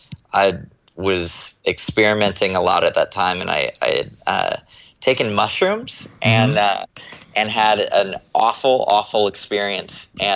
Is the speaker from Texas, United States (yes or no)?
yes; Texas, United States; born there; also born or lived in Florida / California; I was born in Texas. And my family moved around a lot. We moved to Florida for a while and then moved to California.